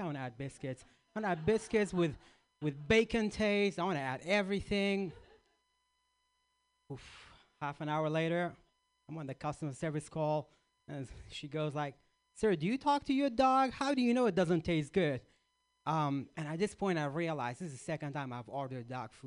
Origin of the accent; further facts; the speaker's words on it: Iraq; moved away; I grew up in Iraq